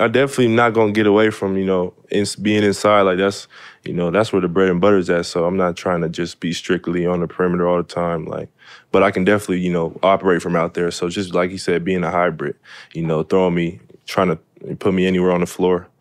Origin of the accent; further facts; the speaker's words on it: Seattle, Washington, United States; Really grew up, you know, in, my house is in the middle of the city. So just playing football in the city, playing basketball in the city, growing up in the city.